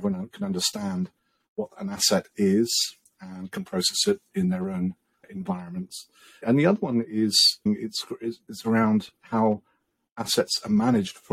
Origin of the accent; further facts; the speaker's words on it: England, United Kingdom; I'm English